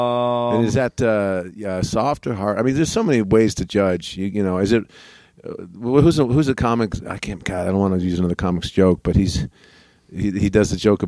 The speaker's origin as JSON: {"language": "English", "town": "Lafayette", "region": "Indiana", "country": "United States", "tie": "born there", "said": "I was born in Indiana, Lafayette, Indiana."}